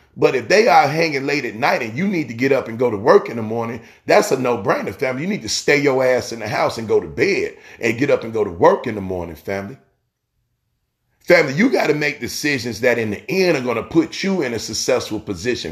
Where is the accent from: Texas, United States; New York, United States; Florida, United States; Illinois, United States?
Illinois, United States; Chicago; I grew up in Chicago.